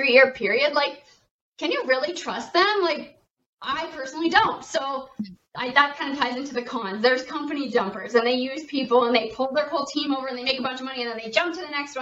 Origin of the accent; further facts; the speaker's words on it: Canada; I am a Canadian